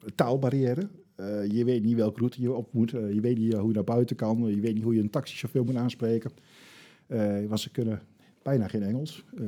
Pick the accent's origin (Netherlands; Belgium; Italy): Netherlands; dat is heel lastig om daar als, als Nederlander doorheen te komen